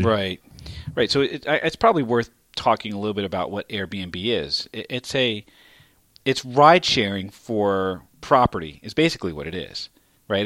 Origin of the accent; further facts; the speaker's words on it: New York City, New York, United States; my hometown